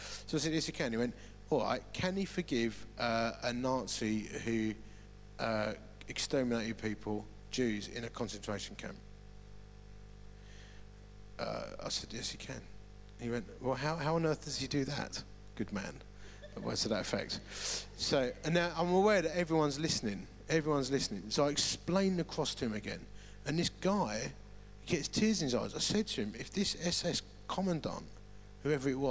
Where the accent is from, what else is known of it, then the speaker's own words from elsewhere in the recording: Romford, London, United Kingdom; moved away; I am originally from Romford. And that means my DNA genetics mean I look outwardly grumpy. You know, it's just the way it is. And my accent means I sound grumpy